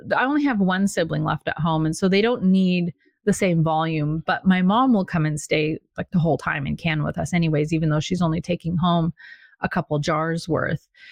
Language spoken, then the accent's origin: English; Washington, United States; moved away as an adult; now in Virginia, United States; when we moved from Washington State, where I grew up, so I was very well rooted